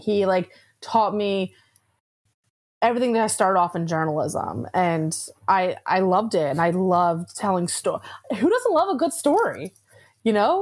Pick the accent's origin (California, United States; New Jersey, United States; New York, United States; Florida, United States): New Jersey, United States; Atlantic City area; I grew up in the Atlantic City area